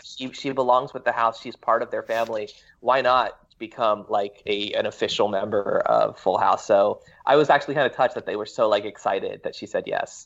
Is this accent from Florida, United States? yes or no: yes; Florida, United States; moved away as an adult; also born or lived in New York; now in Los Angeles, United States; I was born in Florida